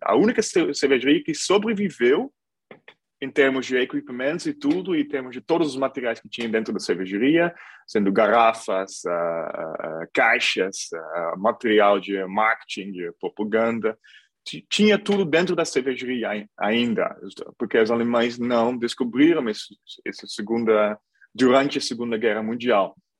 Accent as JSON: {"language": "Portuguese", "town": "Hilvarenbeek", "region": "North Brabant", "country": "Netherlands", "tie": "born or raised there", "also_born_or_lived": "Brazil", "second_language": "Portuguese", "moved": "as an adult", "said": "cidade de Hilvarenberg, no sul da Holanda, onde eu estou também agora, onde eu nasci"}